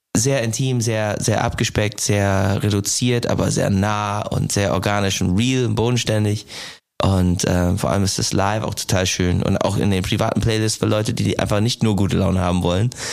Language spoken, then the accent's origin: German; United States; German is a second language; moved away as an adult; also born or lived in Ireland; now in Germany; ich komme aus den USA, wohne halt den, die Hälfte meines Lebens jetzt in Deutschland